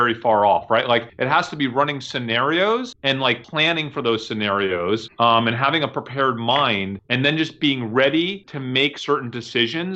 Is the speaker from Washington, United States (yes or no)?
no; New York, United States; moved away; I'm from New York